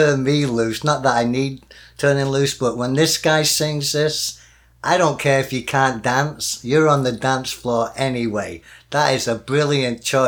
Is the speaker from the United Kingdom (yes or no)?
yes; Manchester, North West England, United Kingdom; I'm a commoner from Manchester, I'm middle class